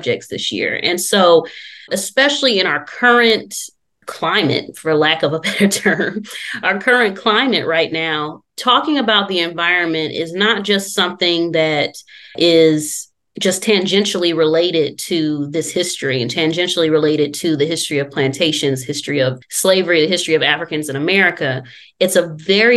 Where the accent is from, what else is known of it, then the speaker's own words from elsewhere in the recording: Detroit, Michigan, United States; now in Louisiana, United States; I am not originally from Louisiana. I am from Detroit, Michigan